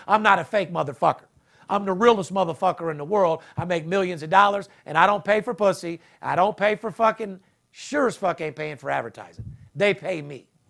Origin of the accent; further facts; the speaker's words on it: Las Vegas, Nevada, United States; I'm third generation, born and raised in Vegas